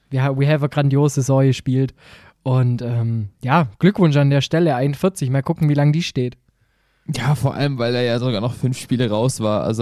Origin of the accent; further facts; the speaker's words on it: Stuttgart, Baden-Württemberg, Germany; ich sage als Stuttgarter Dankeschön, ganz ehrlich.